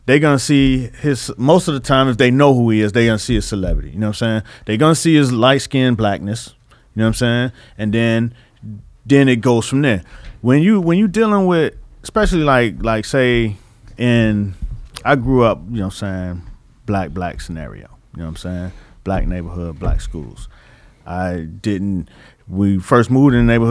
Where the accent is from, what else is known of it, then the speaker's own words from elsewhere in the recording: Miami, Florida, United States; I'm from Miami.